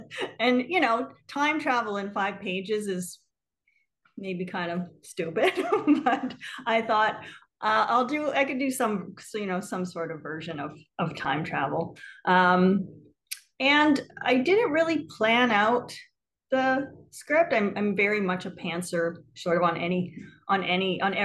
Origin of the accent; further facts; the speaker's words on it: small town in Northwestern Ontario, Canada; also born or lived in New York; now in Brooklyn, United States; I'm originally from Canada, actually. I'm from like a really small town in Northwestern Ontario, sort of like 30 minutes from the Minnesota border